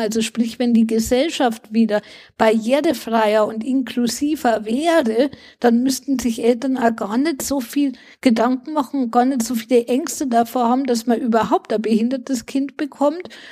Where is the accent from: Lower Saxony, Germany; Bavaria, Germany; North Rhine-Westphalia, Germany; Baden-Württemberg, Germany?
Bavaria, Germany; bei uns in Bayern